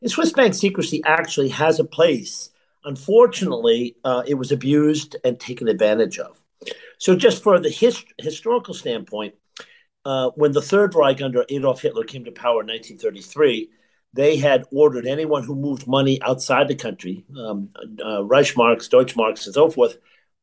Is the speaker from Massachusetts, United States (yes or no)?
yes; Boston, Massachusetts, United States; I grew up in the Boston area of Boston, Massachusetts